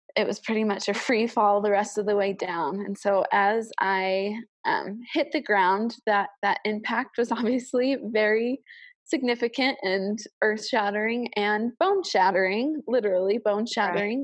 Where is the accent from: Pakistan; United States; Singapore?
United States; Chicago suburbs, Illinois; moved away as an adult; also born or lived in Cache Valley, Utah; I am from the Chicago suburbs